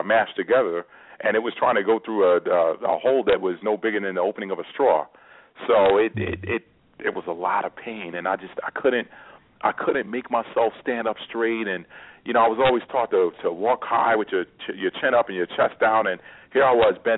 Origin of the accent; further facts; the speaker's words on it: New York, United States; growing up in New York